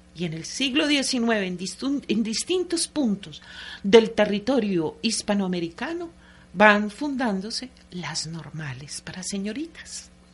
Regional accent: Antioquia, Colombia; como antioqueña que soy

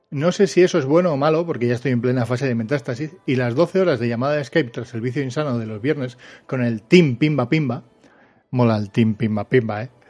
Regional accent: Mexico; Pues hola … soy de México.

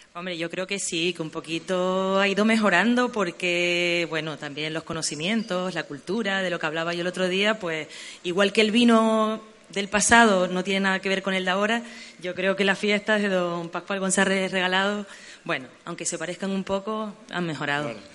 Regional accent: Garachico, Canary Islands, Spain; la fiesta de mi pueblo

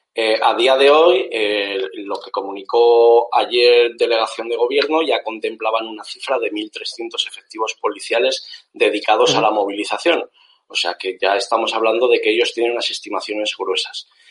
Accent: Zaragoza, Aragon, Spain; now in Málaga, Spain; los dos somos maños, yo soy de Zaragoza, aunque actualmente vivo en Málaga

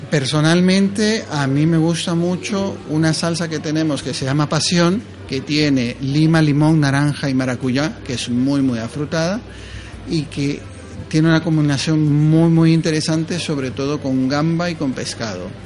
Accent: Ecuador; now in Madrid, Spain; Nosotros somos ecuatorianos, pero ya vivimos muchísimo tiempo acá en Madrid.

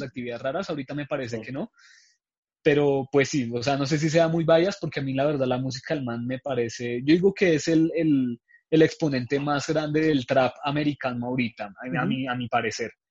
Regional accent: Colombia; nosotros como colombianos

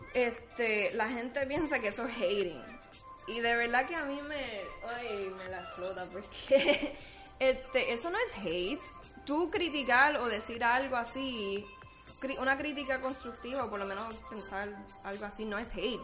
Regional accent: Puerto Rico; somos puertorriqueños

